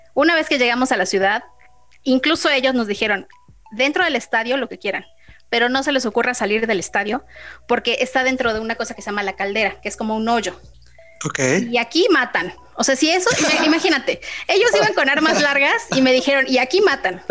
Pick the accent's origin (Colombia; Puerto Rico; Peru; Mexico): Mexico; yo soy de México